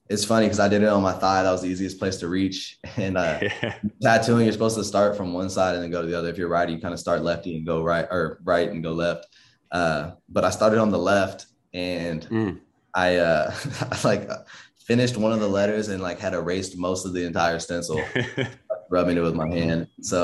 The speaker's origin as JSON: {"language": "English", "town": "Inglewood", "region": "California", "country": "United States", "tie": "born or raised there", "said": "I grew up in Inglewood, California. Just all over LA too."}